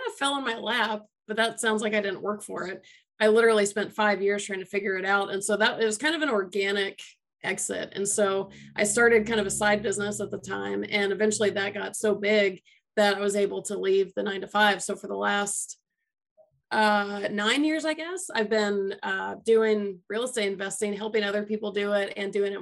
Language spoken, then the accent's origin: English; Atlanta, Georgia, United States; moved away; I'm from Atlanta originally